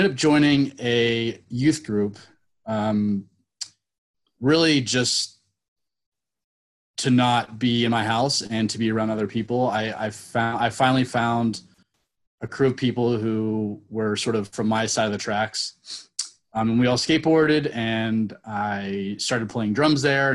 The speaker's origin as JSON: {"language": "English", "town": "Napa", "region": "California", "country": "United States", "tie": "born or raised there", "said": "I grew up in Napa"}